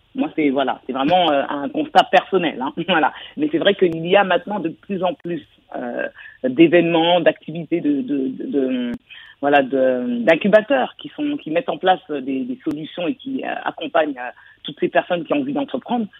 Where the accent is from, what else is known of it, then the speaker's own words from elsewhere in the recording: France; je suis française